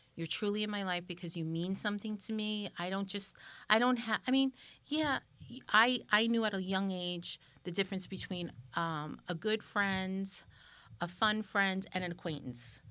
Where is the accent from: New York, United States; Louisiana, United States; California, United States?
New York, United States; we're both from New York